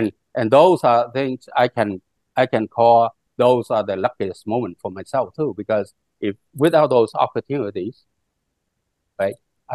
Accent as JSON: {"language": "English", "country": "Vietnam", "tie": "born or raised there", "second_language": "English", "moved": "yes", "lives_now": "United States", "said": "I'm always Vietnamese, even though my father is Chinese, but I still am Vietnamese because I was born in Vietnam"}